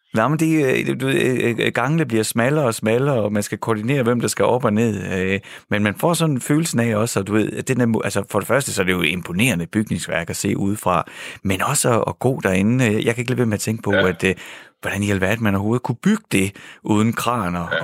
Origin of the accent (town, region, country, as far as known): Denmark